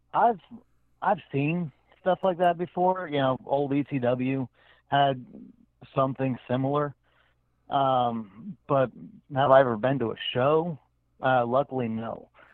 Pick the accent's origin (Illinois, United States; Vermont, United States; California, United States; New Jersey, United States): New Jersey, United States; I was born in Jersey